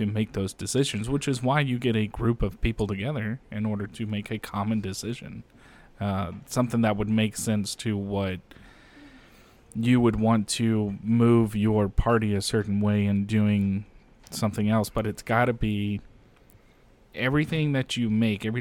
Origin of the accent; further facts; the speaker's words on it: United States; as an American